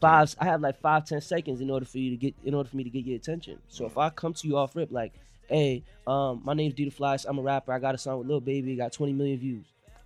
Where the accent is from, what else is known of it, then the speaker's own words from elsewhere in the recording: Brockton, Massachusetts, United States; Like I'm really from the Southside, born and raised.